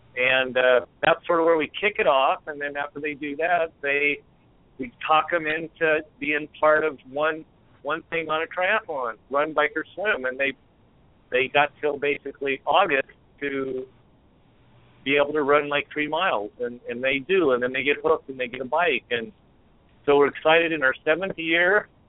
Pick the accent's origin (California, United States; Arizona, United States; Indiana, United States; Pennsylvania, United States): California, United States; moved away as an adult; also born or lived in Oregon; now in Portland, United States; I'm from California